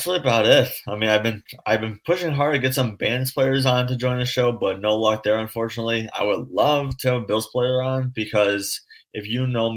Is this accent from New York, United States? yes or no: yes; Buffalo, New York, United States; I take pride I'm from Buffalo